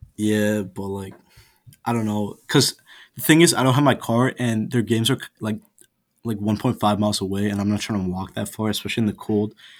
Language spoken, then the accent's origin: English; India; now in Buffalo, United States; my home country